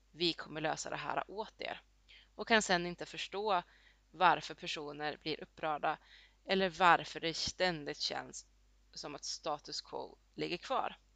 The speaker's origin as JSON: {"language": "Swedish", "country": "Colombia", "lives_now": "Sweden", "said": "Och lite samma gäller till exempel där jag kommer ifrån i Colombia."}